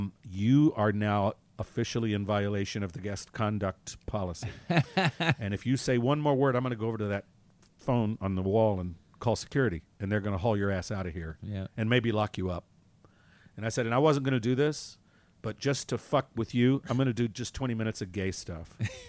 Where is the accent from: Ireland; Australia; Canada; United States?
United States; North Carolina; now in New York City, United States; that's where I'm from.